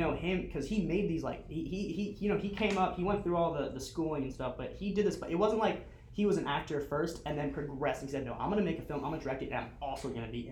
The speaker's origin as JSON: {"language": "English", "town": "Miami", "region": "Florida", "country": "United States", "tie": "born or raised there", "also_born_or_lived": "Dallas", "moved": "as an adult", "lives_now": "Southwest Florida, United States", "said": "So I lived in Miami, I grew up in Miami."}